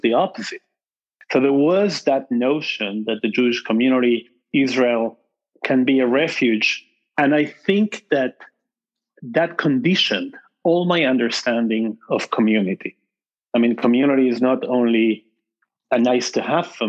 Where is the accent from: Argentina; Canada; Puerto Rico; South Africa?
Argentina; I was born in Argentina, a family of Polish Jews from both sides.